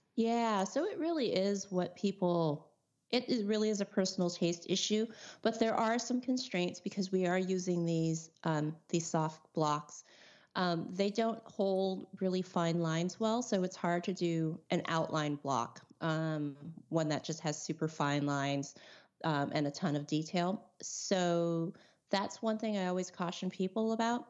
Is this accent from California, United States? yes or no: yes; California, United States; I'm from California